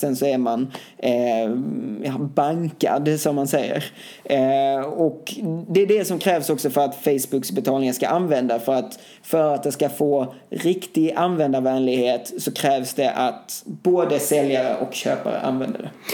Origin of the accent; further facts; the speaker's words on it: Sweden; hemma i Sverige